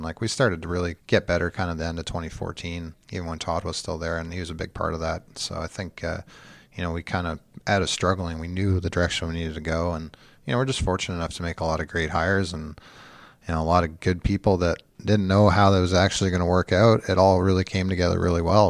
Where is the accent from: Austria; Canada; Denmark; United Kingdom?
Canada; London, Ontario; moved away; Just outside of London, Ontario